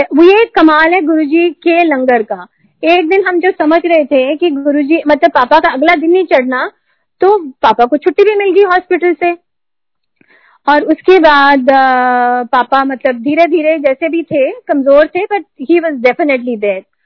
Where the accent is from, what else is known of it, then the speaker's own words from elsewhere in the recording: Delhi, India; मैं दिल्ली से आई हूँ